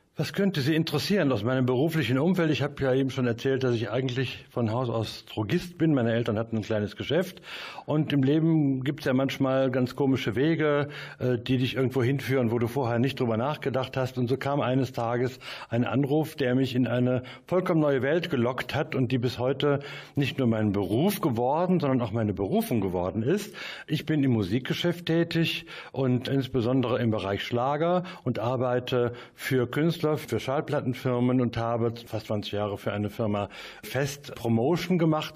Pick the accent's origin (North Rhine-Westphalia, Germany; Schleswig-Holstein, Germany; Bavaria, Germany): North Rhine-Westphalia, Germany; Mönchengladbach; Ich bin gebürtiger Mönchengladbacher oder manche wollen es genauer wissen, Reiter. Ich lebe da, wo ich aufgewachsen bin, in Gießenkirchen